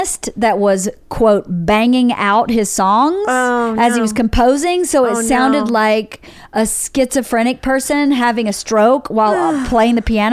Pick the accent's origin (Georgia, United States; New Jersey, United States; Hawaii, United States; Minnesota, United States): Georgia, United States; moved away as an adult; also born or lived in New York; I'm from Georgia also.